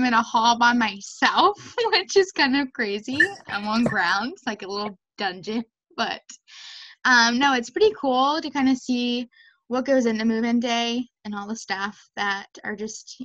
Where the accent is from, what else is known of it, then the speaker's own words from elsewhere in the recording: Maryland, United States; I'm from Maryland